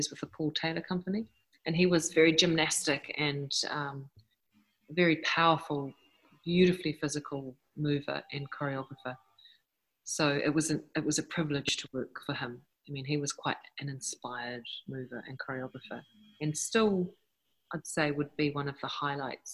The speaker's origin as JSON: {"language": "English", "country": "New Zealand", "moved": "yes", "said": "I am from New Zealand originally."}